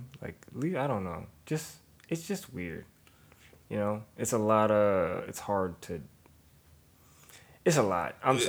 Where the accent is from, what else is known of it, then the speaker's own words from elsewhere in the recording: Germany; I'm from Germany, so.